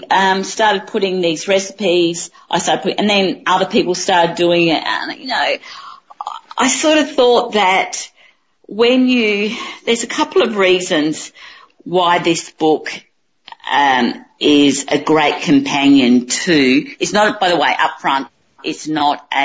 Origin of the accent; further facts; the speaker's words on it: Cairns, Queensland, Australia; in my hometown of Cairns